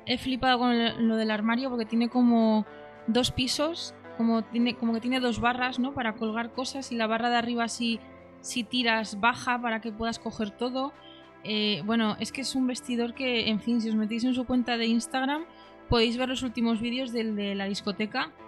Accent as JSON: {"language": "Spanish", "town": "Madrid", "region": "Community of Madrid", "country": "Spain", "said": "yo como madrileña"}